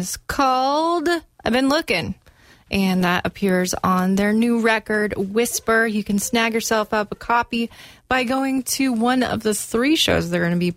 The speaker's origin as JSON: {"language": "English", "region": "Florida", "country": "United States", "moved": "yes", "said": "I'm from Florida."}